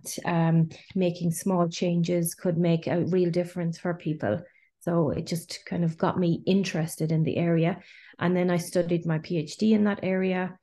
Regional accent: Ireland; moved away as an adult; also born or lived in Galway, Ireland; now in Geneva, Switzerland; I'm Irish

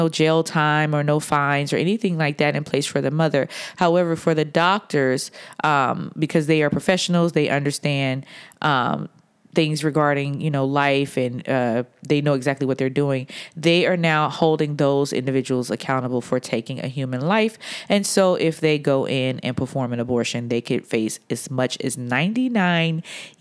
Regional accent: Atlanta, Georgia, United States; moved away; I am recording today from Atlanta, Georgia, my hometown

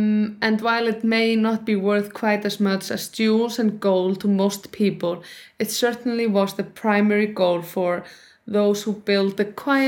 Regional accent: Iceland; I come from Iceland and people are pretty tall here.

